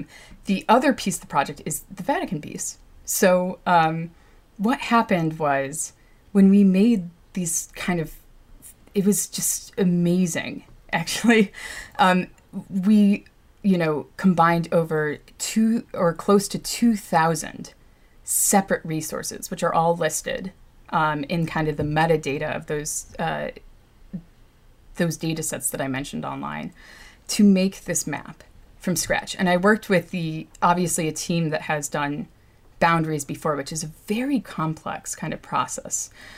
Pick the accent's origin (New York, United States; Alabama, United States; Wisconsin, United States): New York, United States; born there; So my background, I guess, I was born in Mount Sinai, and apparently I barely cried, and I was like super jolly as a baby